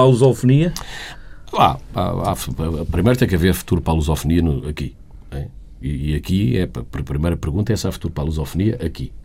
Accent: Portugal; moved away as an adult; also born or lived in Sweden

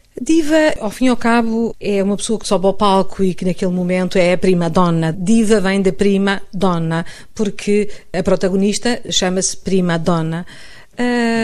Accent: Portugal; moved away as an adult; now in Madrid, Spain; sou portuguesa

